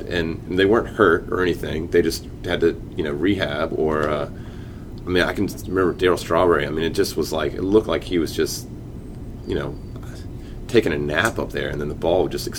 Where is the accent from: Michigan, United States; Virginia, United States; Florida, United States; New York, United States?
Virginia, United States; Chesapeake; I grew up in Chesapeake